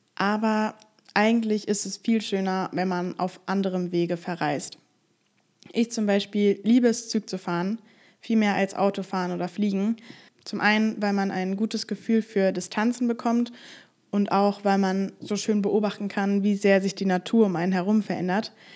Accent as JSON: {"language": "German", "country": "Germany", "said": "dass ich aus Deutschland komme"}